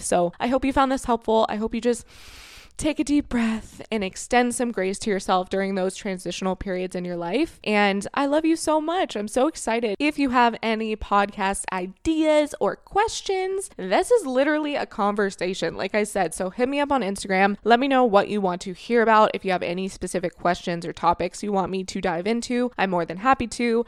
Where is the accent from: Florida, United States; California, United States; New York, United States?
Florida, United States; moved away as an adult; now in Canada; I grew up and I was raised in Florida from the age of of two until I was twenty-five years old